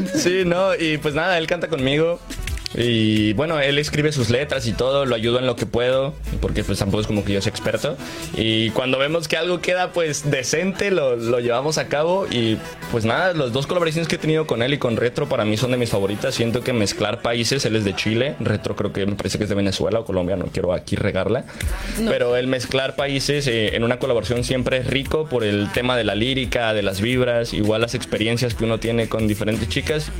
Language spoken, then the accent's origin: Spanish; State of Mexico, Mexico; also born or lived in Veracruz; Yo soy del estado de México, pero eh, yo me proclamo jarocho totalmente